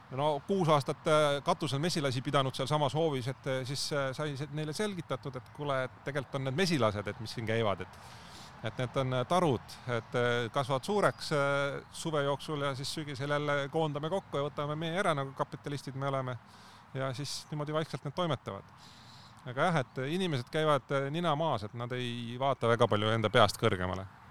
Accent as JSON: {"language": "Estonian", "town": "Põlva", "region": "Põlva County", "country": "Estonia", "tie": "born or raised there", "moved": "as an adult", "lives_now": "Tallinn, Estonia", "said": "Tallinnasse ma sattusin alles kaks tuhat neli aasta, et enne seda ma olen Põlva, Põlvas olnud kogu elu. et ma tulin ülikooli Tallinnasse"}